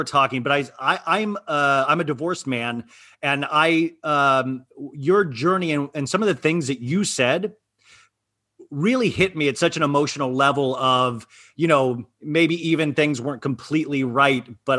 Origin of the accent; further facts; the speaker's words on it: Kansas, United States; moved away; also born or lived in Arizona; I was raised in Kansas and then moved to Arizona